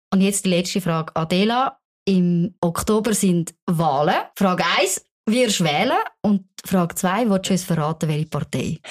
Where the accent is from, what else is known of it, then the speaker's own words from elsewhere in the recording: Switzerland; die Schweiz ist meine Heimat.